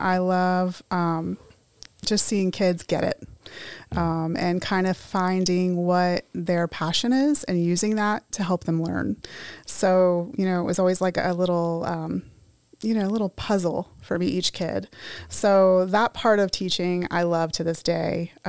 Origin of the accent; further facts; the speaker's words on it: Tampa, Florida, United States; I grew up in Tampa. I've been here my whole life.